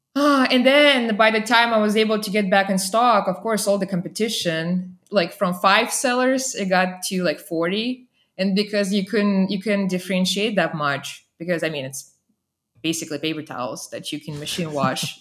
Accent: Saint Petersburg, Russia; born or raised there; moved away as an adult; also born or lived in Vermont, United States; now in Texas, United States

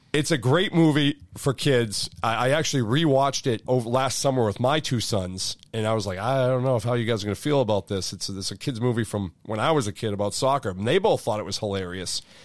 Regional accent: Beverly, Massachusetts, United States; I grew up in Beverly

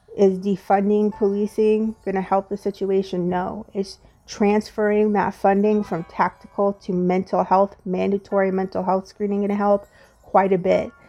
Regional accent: United States; as an African American woman

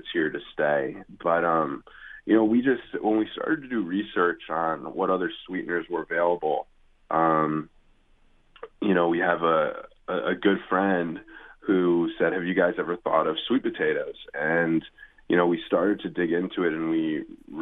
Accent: Cleveland, Ohio, United States; now in California, United States; I grew up in Cleveland, Ohio

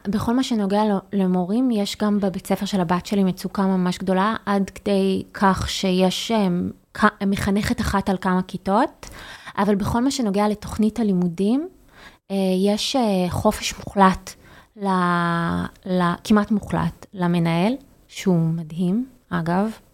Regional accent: Haifa, Haifa District, Israel; אני חיפאית

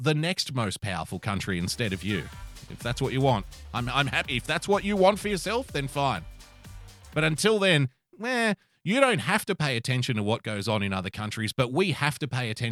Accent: Australia; As an Australian citizen

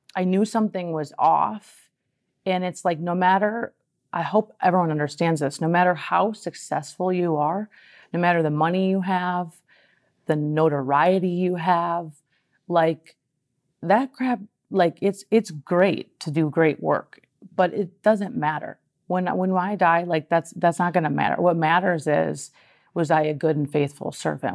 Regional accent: Minnesota, United States; now in California, United States; I'm a girl from Minnesota. I moved to California

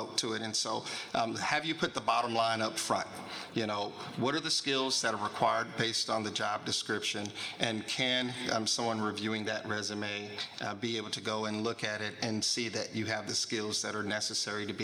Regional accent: Kansas City, Missouri, United States; I'm originally from Kansas City, Missouri

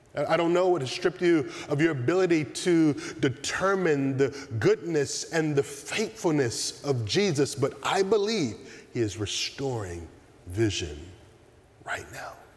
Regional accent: the South, United States; Growing up in the South

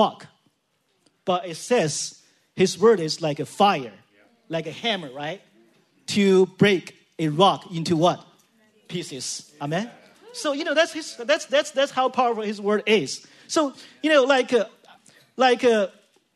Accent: China; now in San Jose, United States; I'm from China

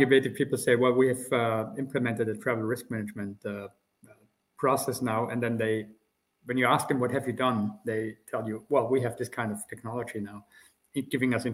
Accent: Austria; accent: Austrian; now in Germany; as you can hear from my accent, I'm originally Austrian. I work in Germany now

